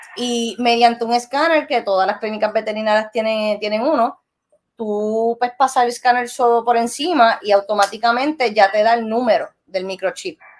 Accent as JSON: {"language": "Spanish", "country": "Puerto Rico", "also_born_or_lived": "Florida", "said": "yo soy de Puerto Rico"}